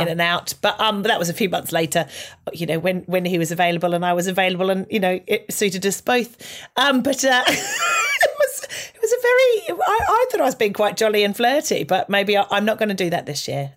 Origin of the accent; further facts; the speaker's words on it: Australia; moved away; as an Australian